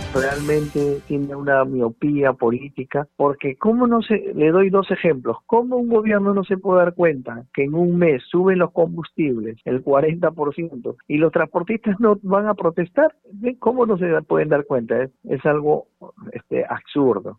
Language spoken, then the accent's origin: Spanish; Peru; somos los peruanos